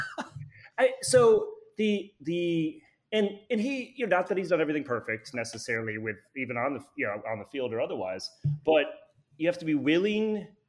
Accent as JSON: {"language": "English", "region": "Wisconsin", "country": "United States", "tie": "born or raised there", "moved": "yes", "lives_now": "Cincinnati, United States", "said": "I grew up in Wisconsin"}